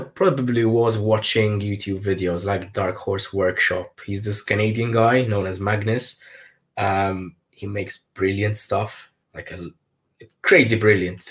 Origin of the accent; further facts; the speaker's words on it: Malta; I'm from Malta